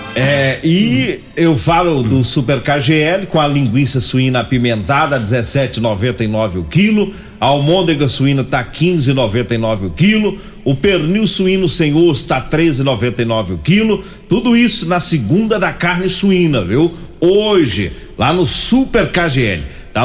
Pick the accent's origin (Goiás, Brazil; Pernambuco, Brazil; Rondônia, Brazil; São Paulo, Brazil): Goiás, Brazil; sou goiano. Goiano fala gueroba.